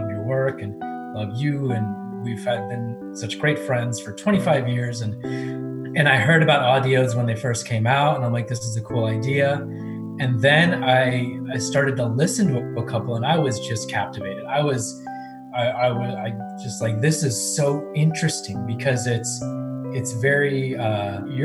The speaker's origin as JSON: {"language": "English", "town": "Cincinnati", "region": "Ohio", "country": "United States", "tie": "born or raised there", "also_born_or_lived": "India"}